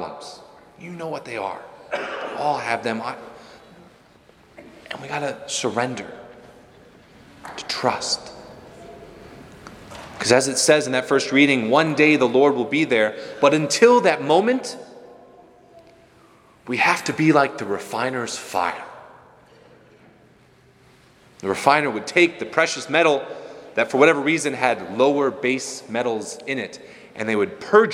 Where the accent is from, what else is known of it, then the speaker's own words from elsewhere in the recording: Rockford, Illinois, United States; I'm from Rockford and oldest of four